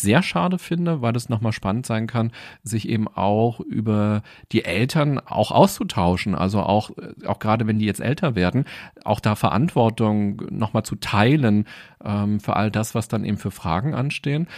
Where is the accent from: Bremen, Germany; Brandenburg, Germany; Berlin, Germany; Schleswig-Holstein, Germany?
Berlin, Germany; Ich bin in Berlin aufgewachsen und war, glaube ich, noch nie länger als zwei Wochen nicht in Berlin